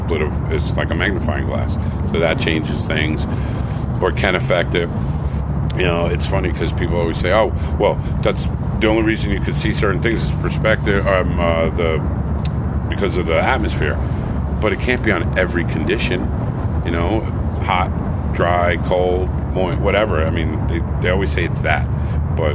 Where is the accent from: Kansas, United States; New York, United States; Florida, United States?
New York, United States; I'm from New York